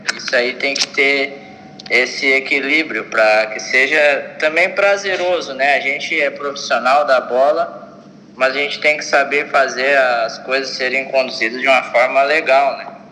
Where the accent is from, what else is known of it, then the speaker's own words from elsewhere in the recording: Osório, Rio Grande do Sul, Brazil; moved away; na minha cidade natal, lá, Osório